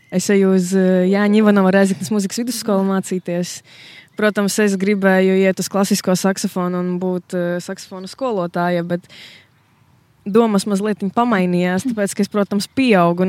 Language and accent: Latvian; Latgale, Latvia; Es arī uzskatu to, ka es esmu latgalieti